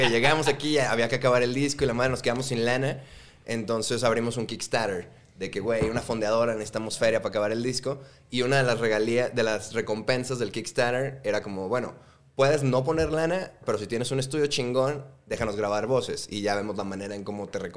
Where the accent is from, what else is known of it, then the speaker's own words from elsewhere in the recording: Guadalajara, Jalisco, Mexico; moved away as an adult; now in Mexico City, Mexico; Somos de Guadalajara, güey. Born and raised.